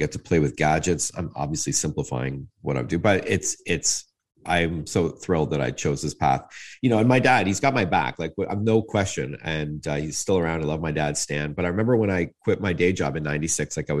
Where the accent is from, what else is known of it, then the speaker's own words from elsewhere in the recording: Toronto, Ontario, Canada; I was born in North York at Branson in 1970